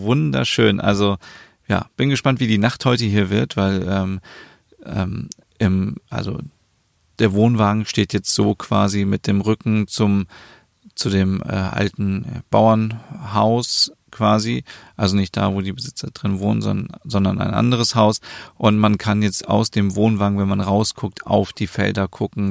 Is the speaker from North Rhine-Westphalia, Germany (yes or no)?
no; Osnabrück, Lower Saxony, Germany; ich komme aus Osnabrück